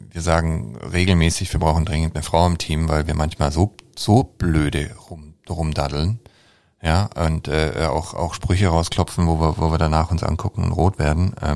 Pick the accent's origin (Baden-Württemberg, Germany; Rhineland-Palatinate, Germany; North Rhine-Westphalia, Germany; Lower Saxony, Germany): Baden-Württemberg, Germany; und ich als Schwabe spreche eigentlich nie darüber